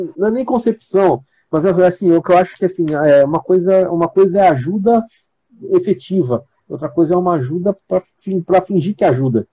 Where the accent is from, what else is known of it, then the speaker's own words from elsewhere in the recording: São Paulo, Brazil; moved away as an adult; eu sou filho da terra lá. Eu conheço muito bem minha terra